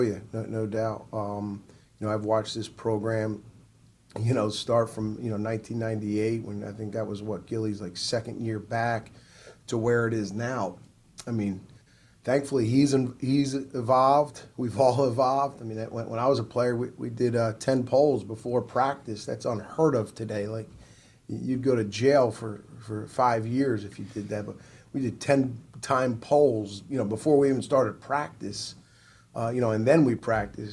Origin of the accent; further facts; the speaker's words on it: New Jersey, United States; now in South Carolina, United States; I'm originally from New Jersey.